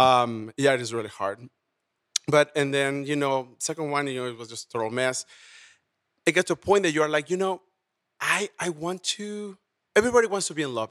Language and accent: English; Mexico; also born or lived in Houston; now in Las Vegas, United States; I was born and raised in Mexico.